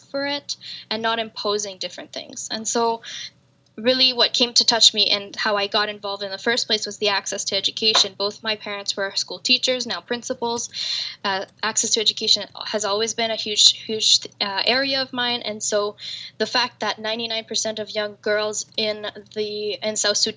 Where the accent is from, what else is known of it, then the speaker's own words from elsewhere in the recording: Canada; I'm a Canadian woman